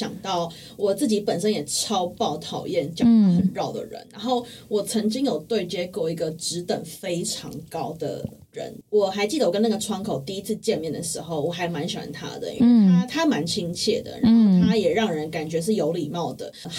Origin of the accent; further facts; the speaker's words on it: Taipei, Taiwan; 就身为一个土生土长台北人， 嗯 我是而且我是